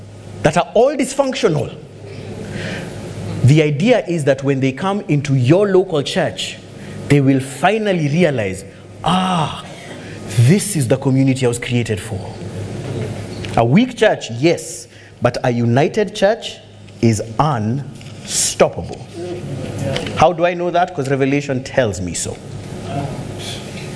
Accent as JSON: {"language": "English", "country": "Kenya", "said": "I'm glad I'm a Kenyan"}